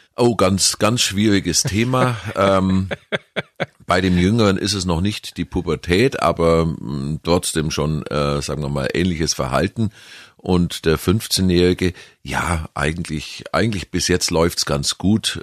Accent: Kempten, Bavaria, Germany; born or raised there; accent: Allgäuerisch

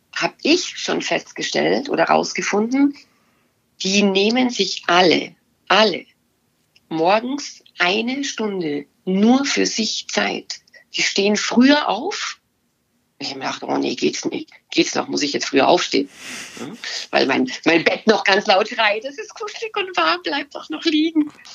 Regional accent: Bavaria, Germany; ich komme aus Bayern

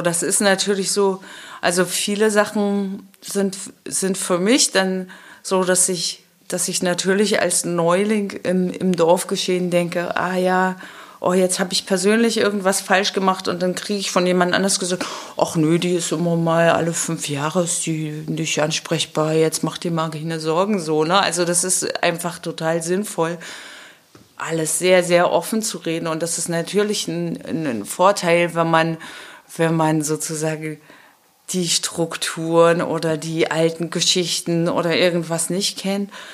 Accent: Schwerin, Mecklenburg-Vorpommern, Germany; now in Qualitz, Germany; ich bin in Schwerin aufgewachsen

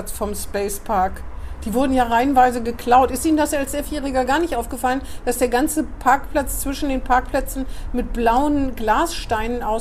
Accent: Bremen, Germany; Natürlich hat man sich das angeguckt als Bremer.

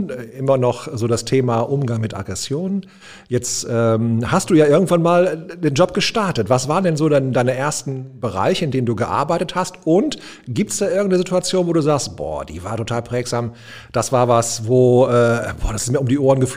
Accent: North Rhine-Westphalia, Germany; ähm, ich bin der Junge aus dem Pott. Also ich glaube, das ist ziemlich prägsam. Ich bin hier im Ruhrgebiet groß geworden, ähm, geboren auf Stahl und Kohle

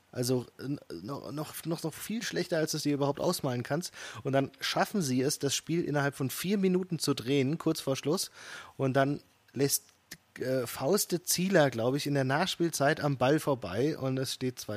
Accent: North Rhine-Westphalia, Germany; ich als Westfale

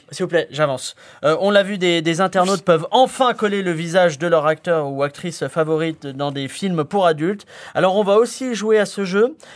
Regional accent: Spain; Alors déjà, je suis espagnol.

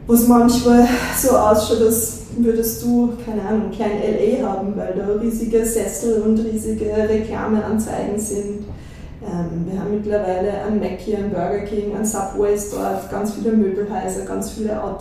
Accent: Liezen, Styria, Austria; moved away as an adult; now in Vienna, Austria; bin aus Liezen weggezogen nach der Matura mit 18 ähm, und wollte unbedingt in die große Stadt. Und das war für mich nur Wien.

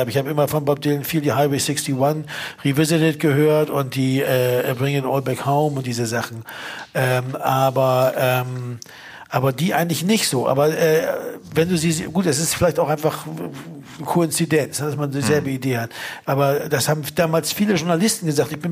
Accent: Berlin, Germany; kennen wir als Berliner auch

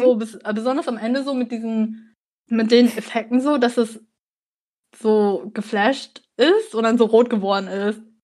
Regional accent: Germany; Also ich bin hier in Deutschland geboren und aufgewachsen, aber meine Eltern kommen aus Vietnam

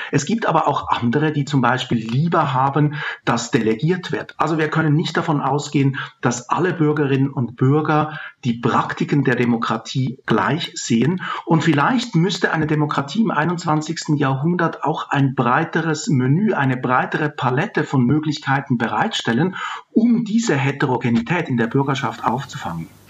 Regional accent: Switzerland; now in Germany; Ich bin in der Schweiz aufgewachsen

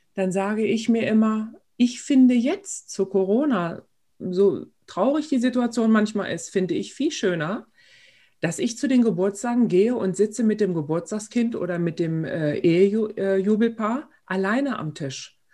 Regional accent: Engelbostel, Lower Saxony, Germany; hier bei uns in Engelbostel und in Schulenburg

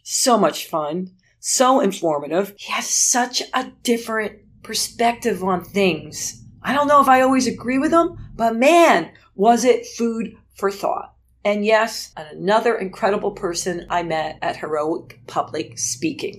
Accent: New Jersey, United States; now in Pennsylvania, United States; I grew up in Jersey

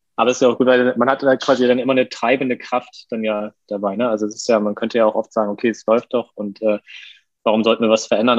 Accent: Westerstede, Lower Saxony, Germany; moved away as an adult; now in Hamburg, Germany; auch aufgewachsen im Norden, bin mit 18 nach meiner Kochausbildung nach Hamburg gezogen, komme ursprünglich aus Niedersachsen, aus einer Kleinstadt namens Westerstede

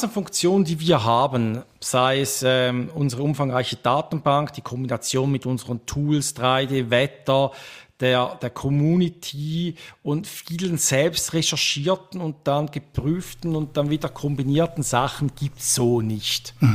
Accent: Switzerland; accent: Swiss German; vielleicht schlägt einfach mein persönlicher Dialekt äh, ein wenig zu fest, schweizerisch

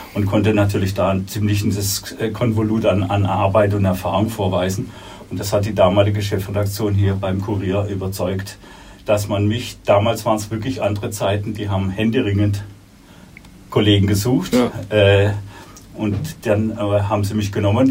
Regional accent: Baden-Württemberg, Germany; moved away as an adult; also born or lived in Munich; Abitur in, Würden, in meiner Heimat in Württemberg

